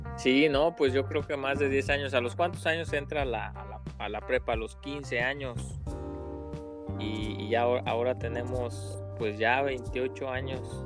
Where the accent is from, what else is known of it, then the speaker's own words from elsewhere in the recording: Uruapan, Michoacán, Mexico; soy igual de Uruapa, Michoacán, eh, tierra verde de esperanza y guacamole